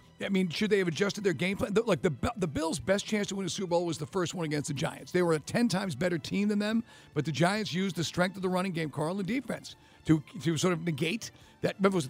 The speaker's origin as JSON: {"language": "English", "country": "Ireland", "said": "Well, I'm Irish. I've got tiny little hands."}